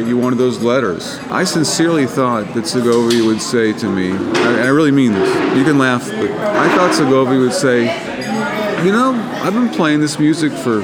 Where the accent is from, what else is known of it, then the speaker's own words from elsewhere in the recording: Florida, United States; I grew up in Florida, and we didn't wear shoes